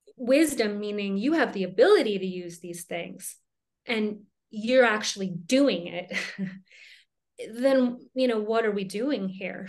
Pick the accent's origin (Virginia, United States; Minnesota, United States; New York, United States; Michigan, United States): Minnesota, United States; now in Colorado, United States; I grew up in Minnesota